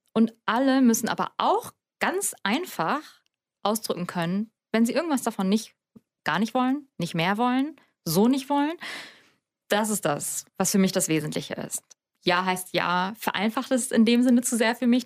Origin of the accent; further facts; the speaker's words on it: Hamburg, Germany; ich komme aus Hamburg in Norddeutschland